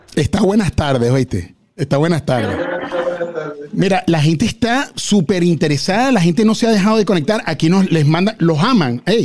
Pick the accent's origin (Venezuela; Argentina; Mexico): Venezuela; yo soy venezolano o somos venezolanos